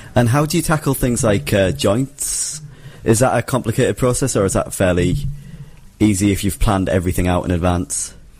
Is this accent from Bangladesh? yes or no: no; northern England, United Kingdom; accent: northern English; confuse me for Australian because they're not used to the northern accent